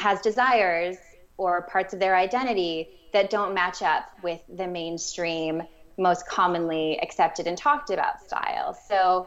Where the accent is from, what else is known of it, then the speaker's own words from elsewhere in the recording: Minnesota, United States; I am from Minnesota